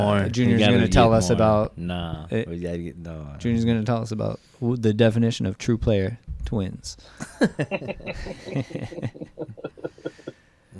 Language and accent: English; Ventura, California, United States; I grew up here in Ventura. I'm a local